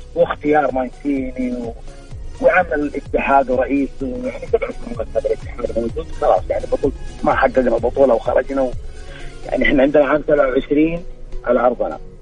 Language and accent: Arabic; Saudi Arabia; احنا كجمهور سعودي